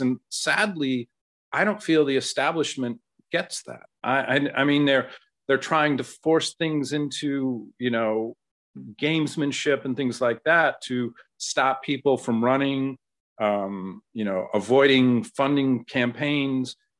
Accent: Ohio, United States; my home state of Ohio

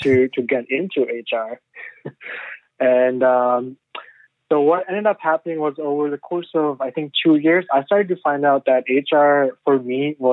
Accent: Pakistan; moved away as an adult; also born or lived in China; now in Canada; I was born in China. So we were in China for, I think, 3 years. And then we moved back to Pakistan

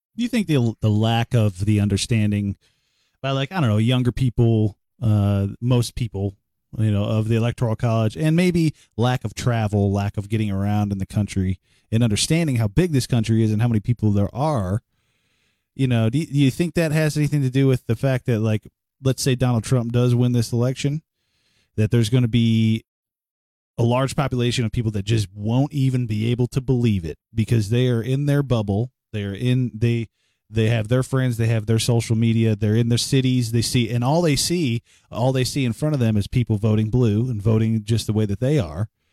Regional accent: Cleveland, Ohio, United States; I'm from Cleveland, Ohio

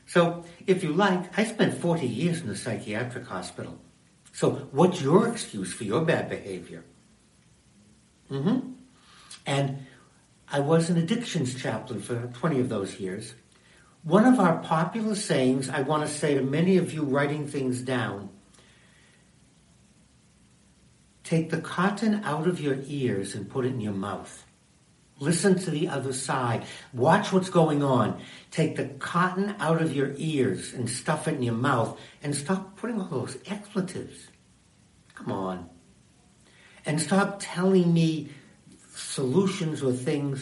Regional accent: United States; I am an American, and I'm Jewish.

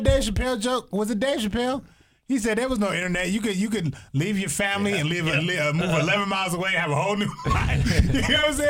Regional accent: Toledo, Ohio, United States; I lived in Toledo, the kitchen for the poor.

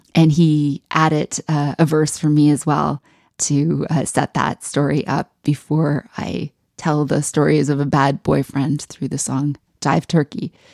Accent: Amherstview, Ontario, Canada; moved away; growing up in Amherst, Ontario, with parents that were not in jazz

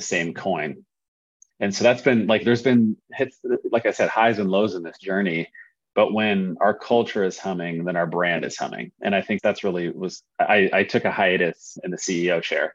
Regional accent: Oregon, United States; we're from Oregon.

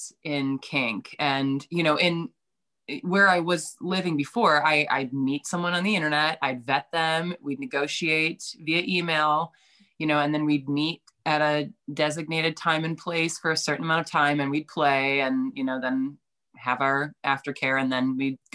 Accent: East Coast, United States; moved away as an adult; now in Chicago, United States; I'm from the East Coast

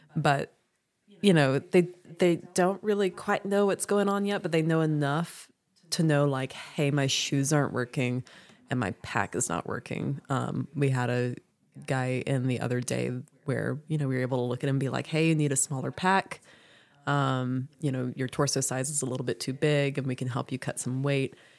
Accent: South Louisiana, United States; now in Franklin, North Carolina, United States; I'm from South Louisiana

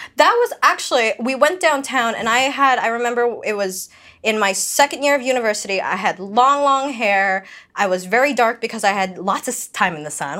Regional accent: Canada; accent: slight Filipino accent; I grew up here

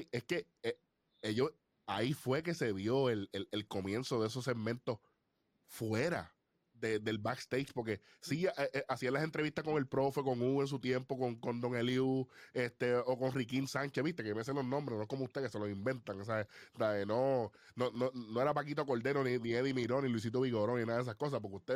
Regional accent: Puerto Rico; Y no es porque somos puertorriqueños.

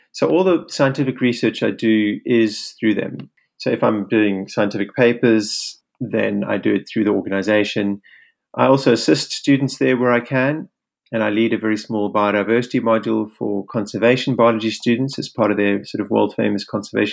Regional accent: Cape Town, Western Cape, South Africa; I'm from Cape Town

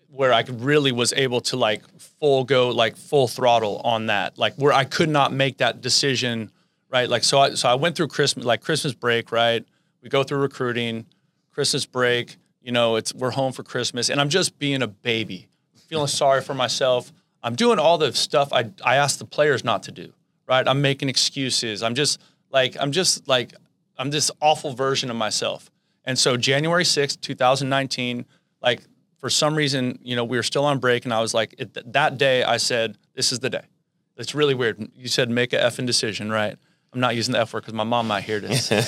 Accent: the Bay Area, California, United States; I grew up in the Bay, and, you know, I grew up going to San Jose State games.

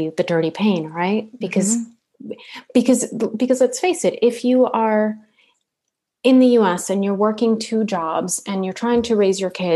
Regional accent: La Paz, Bolivia; moved away; also born or lived in South America; La Paz, which is where I'm from.

